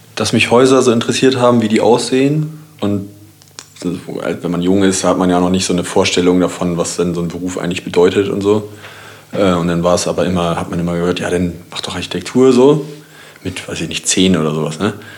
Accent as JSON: {"language": "German", "town": "Kiel", "region": "Schleswig-Holstein", "country": "Germany", "said": "ich komme auch aus Kiel"}